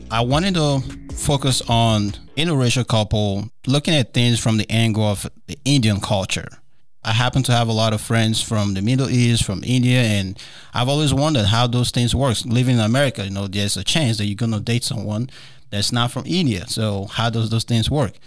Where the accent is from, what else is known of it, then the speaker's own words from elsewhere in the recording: Nigeria; moved away; growing up in Nigeria